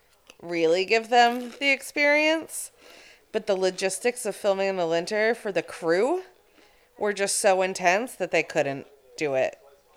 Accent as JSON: {"language": "English", "region": "Maine", "country": "United States", "tie": "born or raised there", "said": "It looks like that was shot in my hometown."}